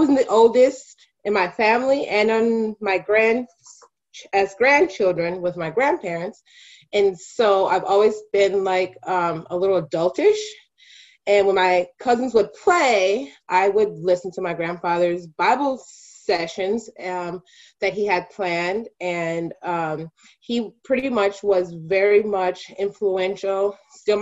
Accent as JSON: {"language": "English", "town": "Milwaukee", "region": "Wisconsin", "country": "United States", "tie": "born or raised there", "said": "I am a product of Milwaukee. I was born in Milwaukee and attended Catholic schools my entire life"}